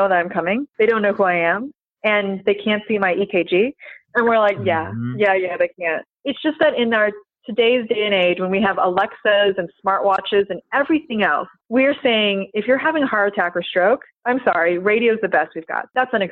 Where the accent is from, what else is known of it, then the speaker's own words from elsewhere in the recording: Florida, United States; I'm from Florida